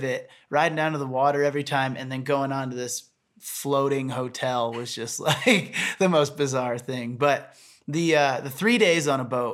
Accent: Michigan, United States; moved away; I grew up in Michigan on lakes and lake fishing

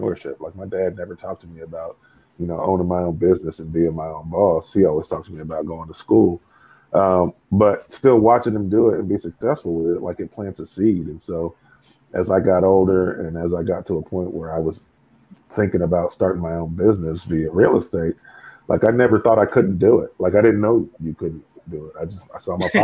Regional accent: Bakersfield, California, United States; I was born and raised in Bakersfield, California, man. So grew up out there.

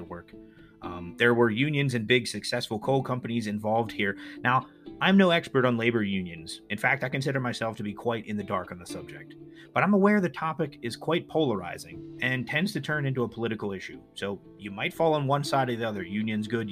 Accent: United States; as an American

